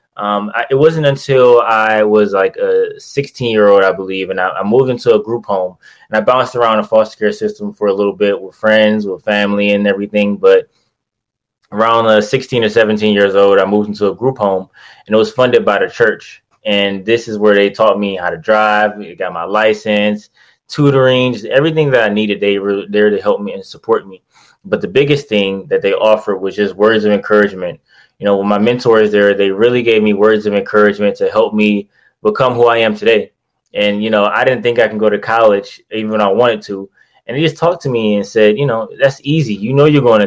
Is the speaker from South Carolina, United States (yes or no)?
no; Detroit, Michigan, United States; I'm from Detroit. Grew up in Detroit pretty much my whole life, till around like 18 or 19 years old before I went out to college